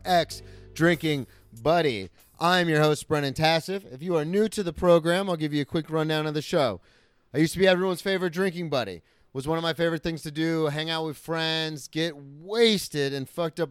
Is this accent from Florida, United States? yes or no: yes; Daytona Beach, Florida, United States; moved away as an adult; I grew up in Daytona for like 20 years of my life, about, and I mean, I left for college at 18, so 18 years